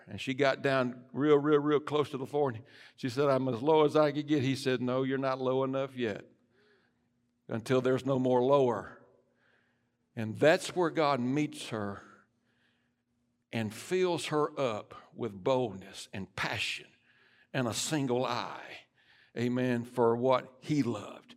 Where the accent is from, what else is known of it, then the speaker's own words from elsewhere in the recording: United States; I am an American, but I'm a Christian first